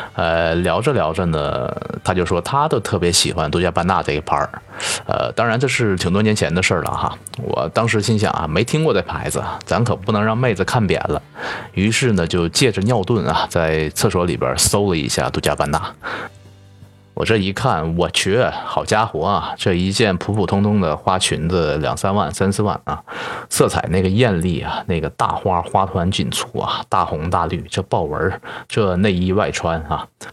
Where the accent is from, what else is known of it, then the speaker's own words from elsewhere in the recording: Northeast China, China; 作为东北人的我